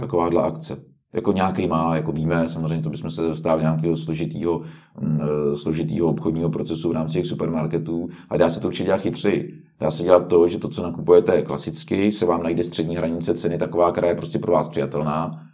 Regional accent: Czechia; my jsme Češi

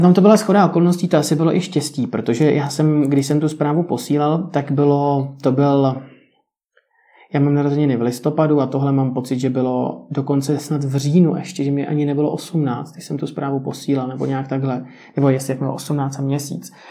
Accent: Czechia

